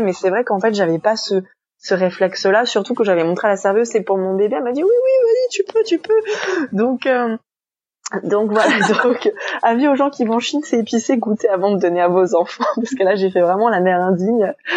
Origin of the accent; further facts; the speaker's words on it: France; moved away as an adult; also born or lived in New York; now in China; nous Français